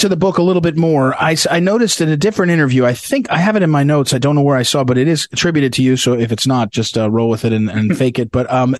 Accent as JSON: {"language": "English", "town": "Jersey City", "region": "New Jersey", "country": "United States", "tie": "born or raised there", "also_born_or_lived": "St. Louis, Missouri / Washington, District of Columbia, United States", "moved": "yes", "said": "I grew up in cities. I grew up in Jersey City, New Jersey. I lived my life, most of my adult life, in St. Louis. I worked in Washington, downtown DC"}